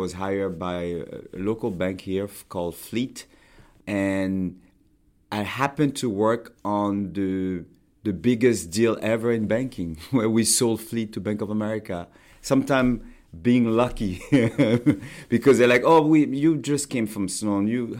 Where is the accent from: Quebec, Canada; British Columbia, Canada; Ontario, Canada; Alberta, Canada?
Quebec, Canada; Montreal; born there; I was born in Montreal. You may not know that. My parents were studying in Canada.